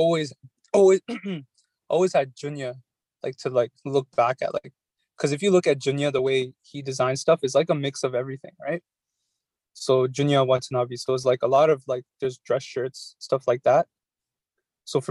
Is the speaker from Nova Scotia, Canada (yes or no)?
no; Toronto, Ontario, Canada; I'm from Toronto